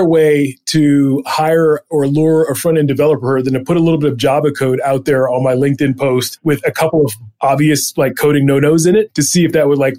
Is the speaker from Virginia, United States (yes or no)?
no; Eastern Shore of Maryland, United States; I grew up on the Eastern Shore of Maryland, so about an hour outside of DC in farm country.